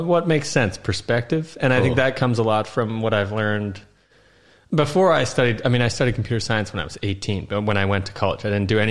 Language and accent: English; Iowa, United States; moved away as an adult; now in Hungary; where I grew up in Iowa is pretty different from the majority of Iowa